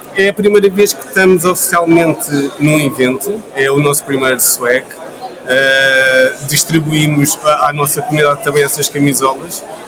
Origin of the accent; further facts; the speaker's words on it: Lisbon, Portugal; eu sou lisboeta